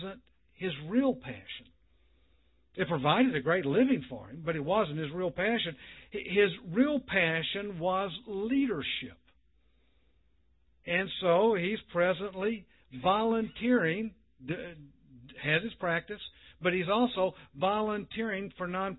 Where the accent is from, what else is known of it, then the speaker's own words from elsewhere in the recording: Mississippi, United States; moved away; I'm from Mississippi